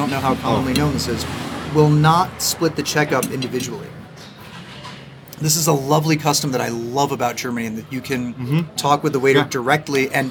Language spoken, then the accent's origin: English; Mexico City, Mexico; here in Mexico City